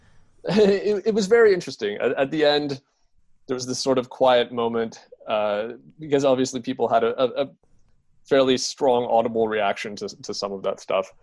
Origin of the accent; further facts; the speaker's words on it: Canada; my identity as a Canadian